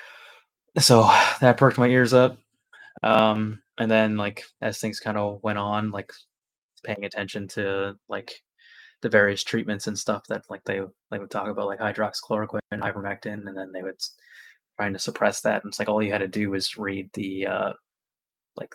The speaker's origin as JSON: {"language": "English", "region": "Nova Scotia", "country": "Canada", "said": "I'm from Nova Scotia. I've been a paramedic here for 12 years since 2011"}